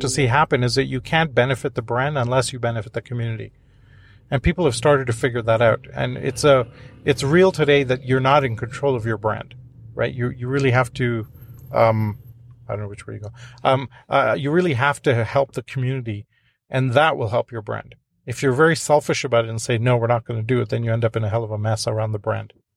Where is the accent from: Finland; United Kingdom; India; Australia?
India; moved away; I'm from India originally